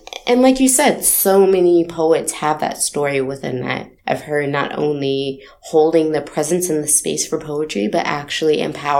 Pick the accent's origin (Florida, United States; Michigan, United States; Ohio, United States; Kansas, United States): Kansas, United States; Topeka; one of the greatest things about my hometown is that the longest running open mic in this state